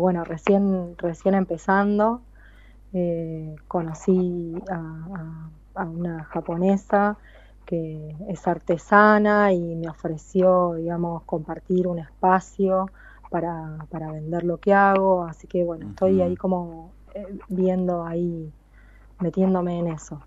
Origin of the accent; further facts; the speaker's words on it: Argentina; moved away as an adult; now in Moriya, Japan; yo soy muy argentina